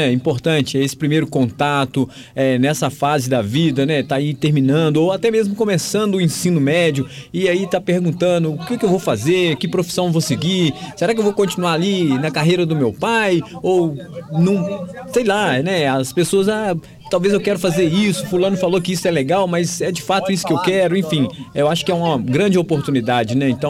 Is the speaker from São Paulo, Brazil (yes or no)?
no; Tarumirim, Minas Gerais, Brazil; eu sou de Tarumirim